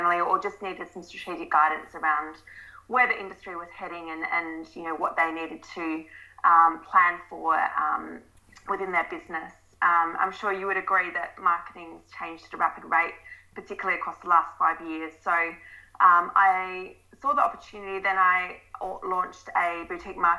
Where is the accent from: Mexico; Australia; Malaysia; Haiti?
Australia; Adelaide, South Australia; moved away as an adult; also born or lived in London; I'm originally from Adelaide.